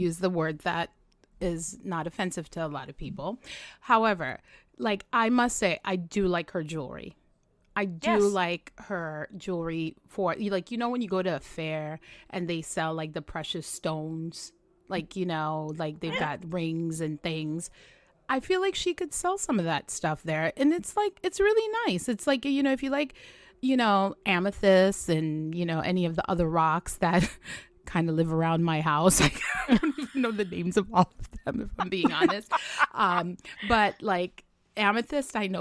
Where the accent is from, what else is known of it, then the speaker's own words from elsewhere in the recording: Trinidad & Tobago; I'm from Trinidad